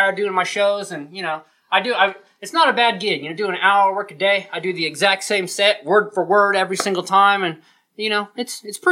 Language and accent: English; Provo, Utah, United States; I'm from Provo, Utah